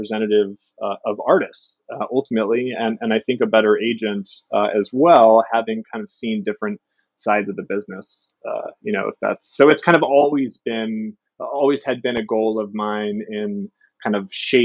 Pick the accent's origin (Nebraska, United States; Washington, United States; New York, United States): Washington, United States; Seattle; I'm born and raised in Seattle.